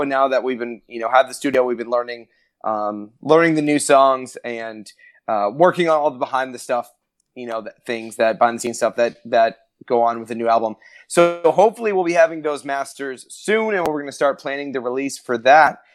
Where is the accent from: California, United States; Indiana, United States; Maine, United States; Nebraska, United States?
Maine, United States; now in Orlando, United States; I'm originally from Maine, which is way up, way up in the north, almost in Canada